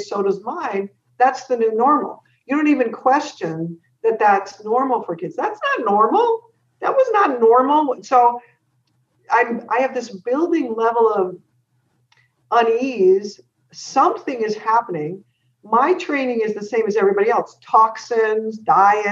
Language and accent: English; San Jose, California, United States; also born or lived in San Francisco; I was born in San Francisco and then grew up in San Jose